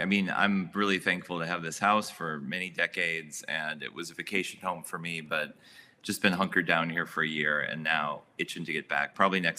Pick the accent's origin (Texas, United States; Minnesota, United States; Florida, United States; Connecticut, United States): Minnesota, United States; St. Paul; now in Brooklyn, United States; But I'm originally from St. Paul, Minnesota.